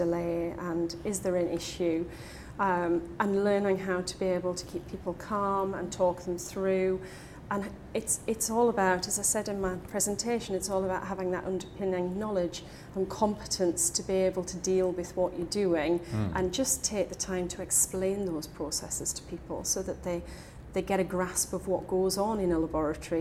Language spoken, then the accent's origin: English; Newcastle upon Tyne, North East England, United Kingdom; As a Geordie